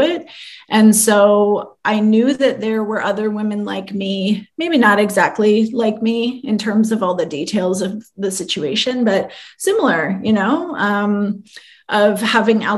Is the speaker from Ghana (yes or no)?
no; London, Ontario, Canada; now in Toronto, Canada; I am from London, Ontario, Canada, which is not too far from here